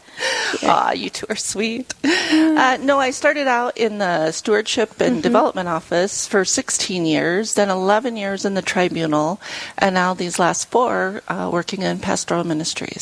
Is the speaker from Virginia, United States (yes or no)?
no; Lead, South Dakota, United States; now in Rapid City, United States; I grew up in Lead, so I've always lived in the area